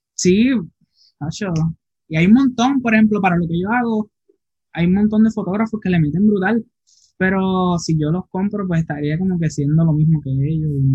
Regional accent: Isabela, Puerto Rico; now in Aguadilla, Puerto Rico; yo soy de Isabela, Puerto Rico

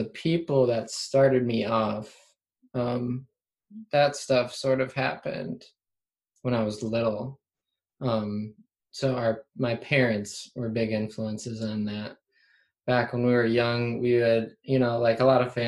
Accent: Central Wisconsin, United States; I live in the Central Wisconsin area like my whole life

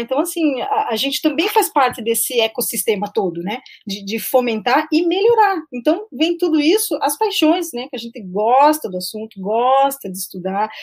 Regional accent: Curitiba, Paraná, Brazil; eu sou de Curitiba

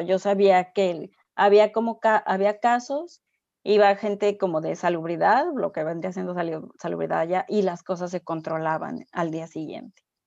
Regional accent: Mexico; moved away as an adult; also born or lived in Xiamen / Shanghai / Hong Kong

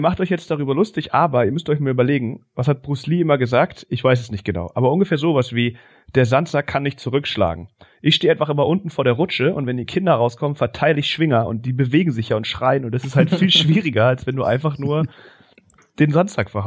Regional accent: Berlin, Germany; bei uns in Stegitz

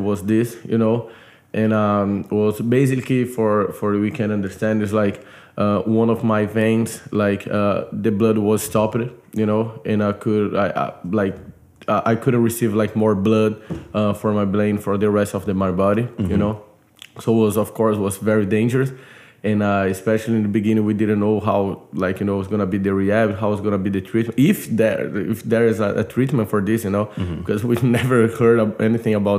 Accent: Brazil; moved away as an adult; now in United States; I'm from Brazil.

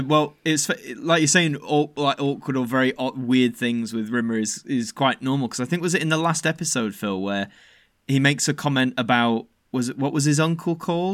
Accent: Yorkshire and the Humber, United Kingdom; Growing up in South Yorkshire, which is I think still a typically, I don't know what you'd say, like a very, I guess, masculine orientated town

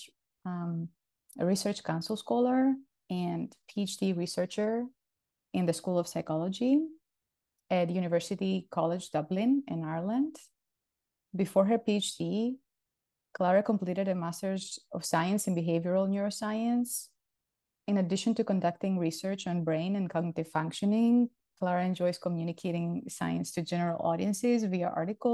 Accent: Greece; moved away as an adult; also born or lived in Louisiana, United States; now in Houston, United States; I'm originally from Greece. I came to the US in 2007 as an international graduate student.

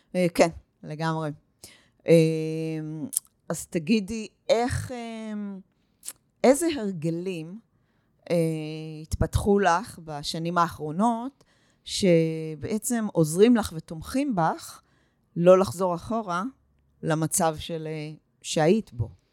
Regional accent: Northern Israel, Israel; also born or lived in United States; אני מגיעה מהצפון, ואני עובדת עם נשים מכל רחבי הארץ, ואני הגעתי מארצות הברית

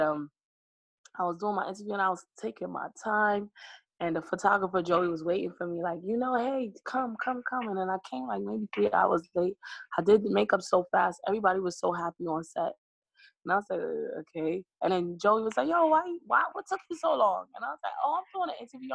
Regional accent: New York, United States; I'm born in New York. I'm a Brooklyn girl

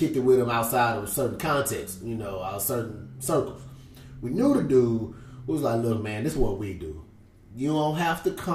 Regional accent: Houston, Texas, United States; I'm from Houston

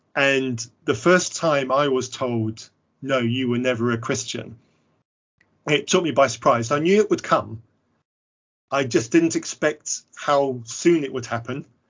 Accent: England, United Kingdom; I'm clearly English

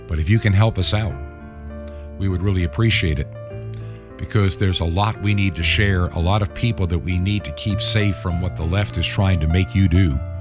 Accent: Western New York, United States; moved away as an adult; also born or lived in Long Island, United States; I've lived in Western New York, not far from where you were. Went to high school there myself

